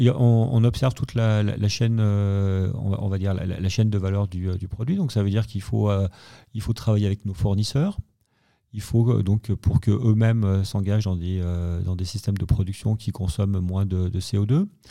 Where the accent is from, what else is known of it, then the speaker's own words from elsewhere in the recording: Savoy, Auvergne-Rhône-Alpes, France; je suis savoyard, je suis on dans un petit village euh, qui fait un peu 3000 euh, habitants